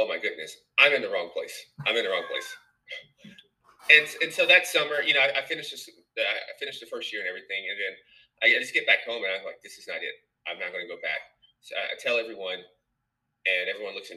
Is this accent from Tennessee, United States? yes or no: yes; Nashville, Tennessee, United States; moved away as an adult; also born or lived in New York; I'm from Nashville, Tennessee.